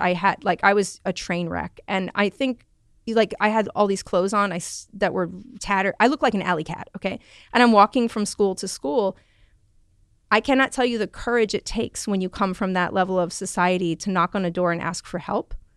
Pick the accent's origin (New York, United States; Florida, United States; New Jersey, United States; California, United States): New York, United States; New York City; I grew up in the Bronx.